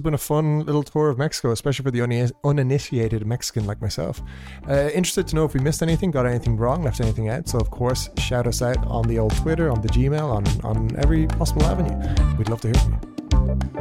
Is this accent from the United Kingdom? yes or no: no; Ireland; also born or lived in Portugal; as an Irish person